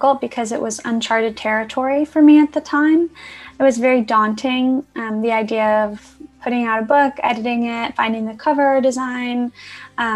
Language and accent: English; New York City, New York, United States; moved away as an adult; now in Los Angeles, United States; I'm originally from Queens, New York. So I kind of grew up around like the Woodside, Sunnyside area